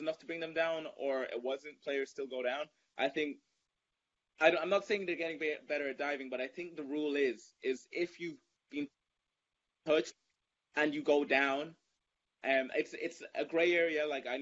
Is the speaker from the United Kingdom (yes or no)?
no; Germany; obviously my family's Nigerian, but I was born in Germany